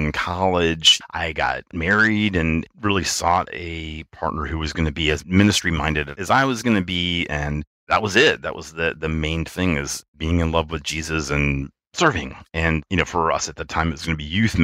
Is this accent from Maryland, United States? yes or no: no; Richmond, Virginia, United States; moved away as an adult; I am from the thriving metropolis of Richmond, Virginia. I grew up there, lived there for about 30 years, and then moved away for work